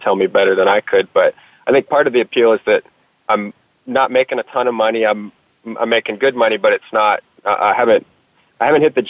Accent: Texas, United States; I'm from Texas and I was digging ditches in the Texas summers

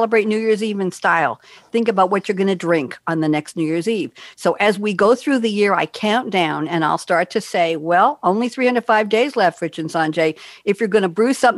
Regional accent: New York City, New York, United States; moved away as an adult; also born or lived in New Haven, Connecticut / Cambridge, Massachusetts / Eugene, Oregon; I'm a New Yorker born and bred

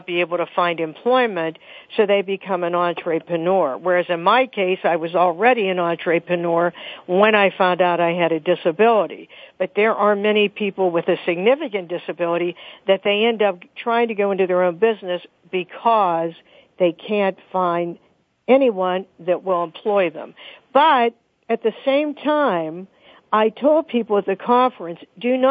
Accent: Pittsburgh, Pennsylvania, United States; Pittsburgh, Pennsylvania, my hometown

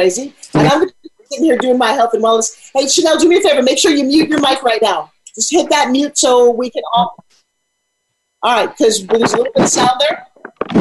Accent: Long Island, New York, United States; a girl from Long Island, New York. Let me tell you, we get out accents

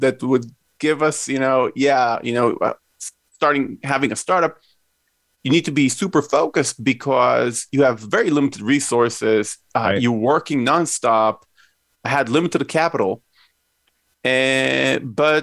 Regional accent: Israel; Myself, I grew up in Israel. I'm Israeli.

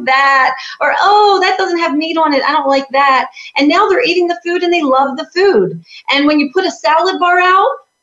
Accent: New York, United States; now in Florida, United States; I'm from New York.

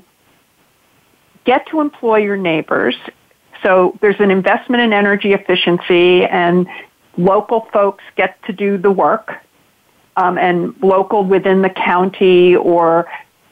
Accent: Massachusetts, United States; I'm from Massachusetts

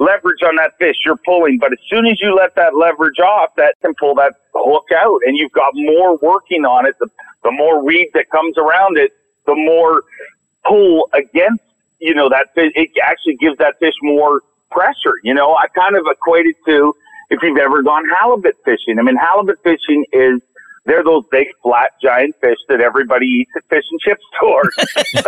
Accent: Canada; I'm Canadian

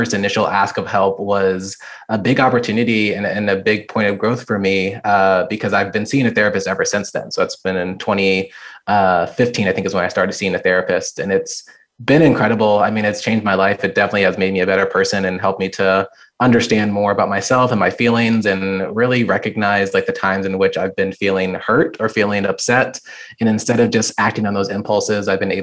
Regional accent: near Quantico, Virginia, United States; also born or lived in Richmond, Virginia / Vermont; now in Charlottesville, United States; I've lived in Virginia my entire life. I'd been born and raised near Quantico, Virginia, a small military town

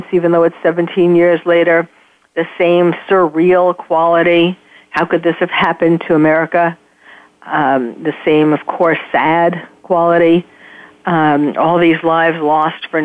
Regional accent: New York City, New York, United States; moved away as an adult; now in California, United States; I'm born and raised in New York, but I had moved here

